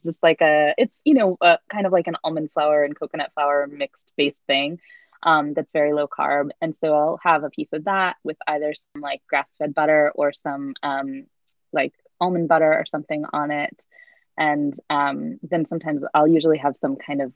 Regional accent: East Coast, United States; I'm like Jewish from the East Coast

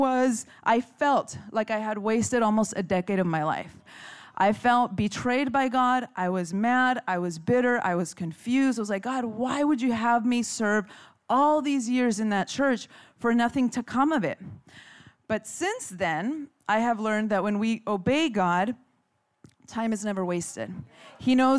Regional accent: Chula Vista, California, United States; I grew up in Chula Vista

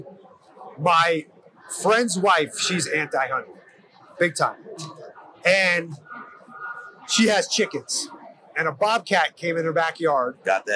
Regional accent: New York City, New York, United States; I'm from New York, Brooklyn

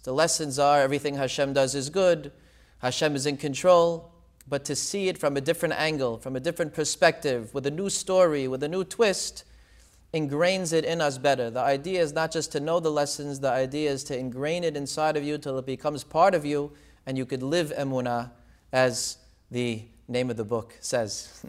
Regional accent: Deal, New Jersey, United States; also born or lived in Israel / Brooklyn; I actually grew up in Deal, New Jersey, in the Syrian community

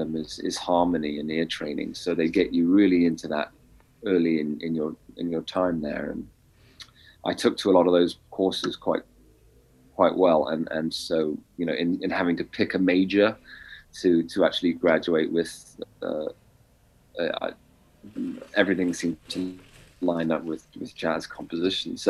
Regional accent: England, United Kingdom; moved away as an adult; also born or lived in Boston, United States; now in Texas, United States; Growing up in England

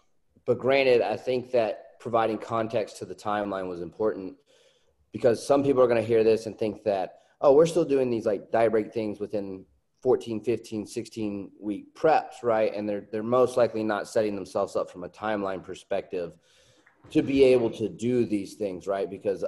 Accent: Alabama, United States; Alabama. I'm from Alabama. They accept my pronunciations.

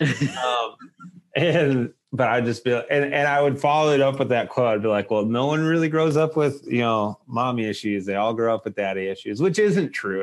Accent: Lowell, Massachusetts, United States; moved away; growing up in Lowell

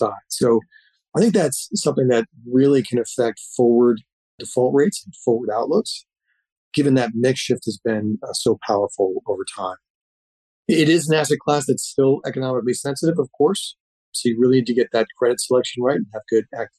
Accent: suburb of Rochester, Western New York, United States; moved away; I grew up in Pittsburgh, New York, which is a suburb of Rochester, New York, Western New York.

